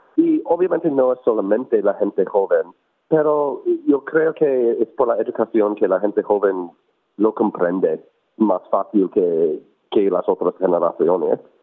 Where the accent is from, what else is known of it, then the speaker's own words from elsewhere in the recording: United States; now in Melbourne, Australia; yo soy inmigrante de los Estados Unidos originalmente